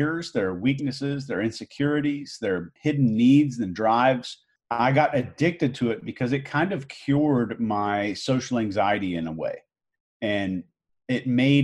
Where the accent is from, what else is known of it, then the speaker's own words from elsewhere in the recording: Houston, Texas, United States; also born or lived in Arkansas; I was born in Arkansas, believe it or not, and grew up in Houston, Texas as a kind of a country boy